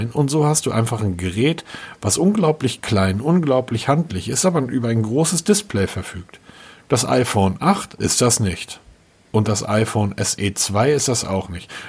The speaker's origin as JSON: {"language": "German", "region": "Hamburg", "country": "Germany", "said": "Ich bin Hamburger."}